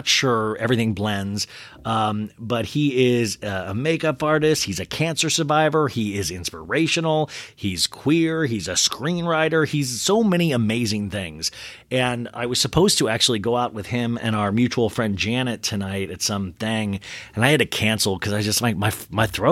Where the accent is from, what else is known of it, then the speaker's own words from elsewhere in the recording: Midwest, United States; I'm from the Midwest